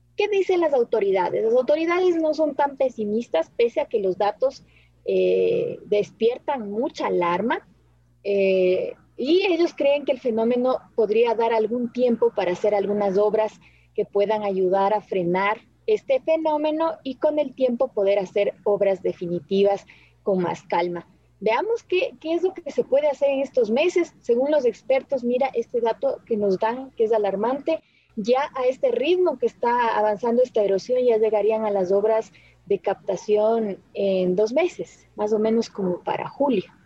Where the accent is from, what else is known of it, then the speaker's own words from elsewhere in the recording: Ecuador; somos los ecuatorianos